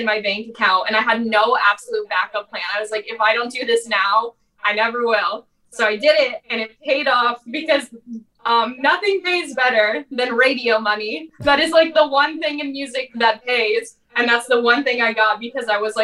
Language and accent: English; Ohio, United States; born or raised there; moved away as an adult